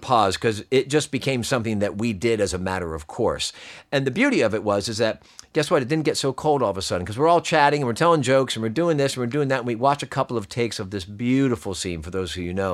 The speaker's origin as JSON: {"language": "English", "region": "Pennsylvania", "country": "United States", "said": "I'm from Pennsylvania"}